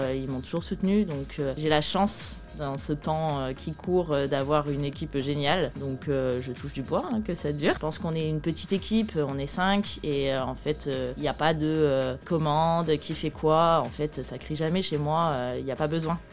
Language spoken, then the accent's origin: French; Lyon, Auvergne-Rhône-Alpes, France; moved away; je suis de Lyon